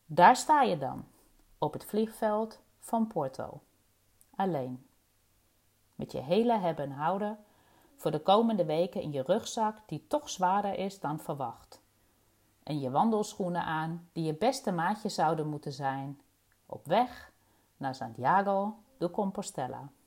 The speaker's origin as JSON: {"language": "Dutch", "region": "East Germany", "country": "Germany", "tie": "born or raised there", "second_language": "Dutch", "lives_now": "Rotterdam, Netherlands", "said": "geboren en getogen in Oost-Duitsland. En ik woon en werk in Rotterdam aan de Kralingse Plas."}